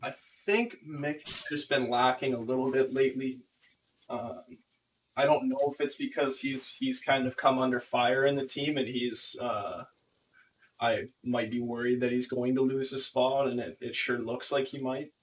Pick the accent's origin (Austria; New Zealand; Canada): Canada; my hometown or my my home country